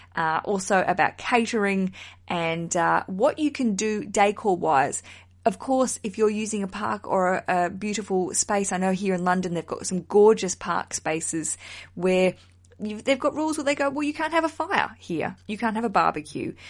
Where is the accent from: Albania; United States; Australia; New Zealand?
Australia; now in United Kingdom; I'm broadcasting from the UK, I'm an Australian